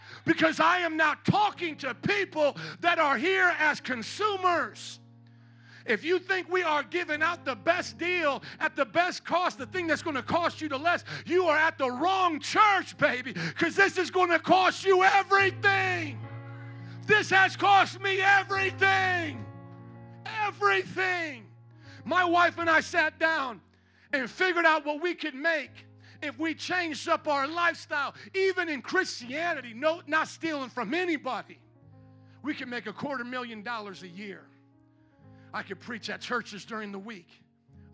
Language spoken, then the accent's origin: English; Fort Wayne, Indiana, United States; moved away as an adult; I was born and raised in Fort Wayne, Indiana